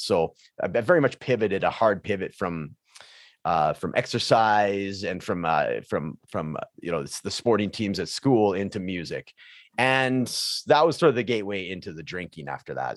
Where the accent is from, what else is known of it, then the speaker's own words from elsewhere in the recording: Prince George, British Columbia, Canada; high school where I grew up in Prince George, British Columbia